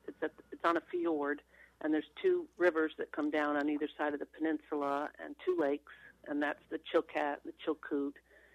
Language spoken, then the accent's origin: English; Long Island, New York, United States; moved away as an adult; also born or lived in Vermont / Anchorage, Alaska; now in Haines, United States; I grew up on Long Island, New York